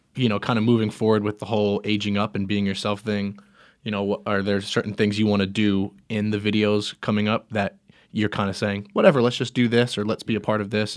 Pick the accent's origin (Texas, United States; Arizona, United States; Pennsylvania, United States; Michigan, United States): Pennsylvania, United States; Philadelphia; accent: Philly; my Philly accent